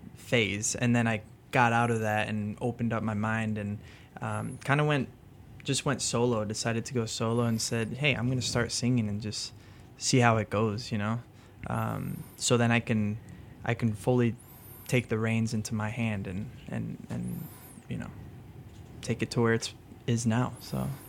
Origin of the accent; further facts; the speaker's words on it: Chicago, Illinois, United States; first language French; English is a second language; also born or lived in France; I grew up in Lincoln Park